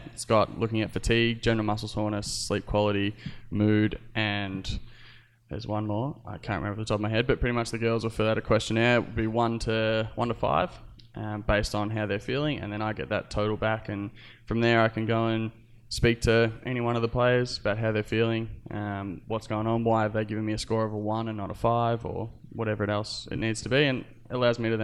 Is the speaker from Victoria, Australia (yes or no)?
yes; Melbourne, Victoria, Australia; I played for Keilor on the EDFL from under-8s through to probably under-16s